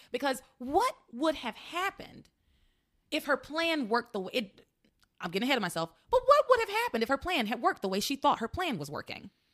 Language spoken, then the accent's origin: English; the South, United States; accent: Southern; I'm from the South, so I can just do it because I'm Southern and that's how I grew up talking